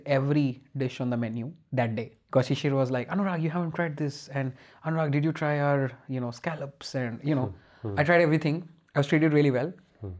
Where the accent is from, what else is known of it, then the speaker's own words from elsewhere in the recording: India; Of course, as an Indian, you can always have opinions.